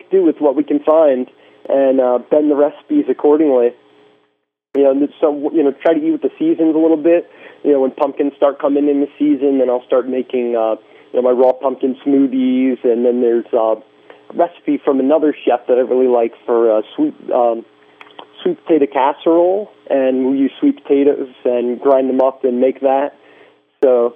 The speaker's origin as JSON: {"language": "English", "region": "Connecticut", "country": "United States", "tie": "born or raised there", "said": "my old hometown where, you know, back when I was a teenager"}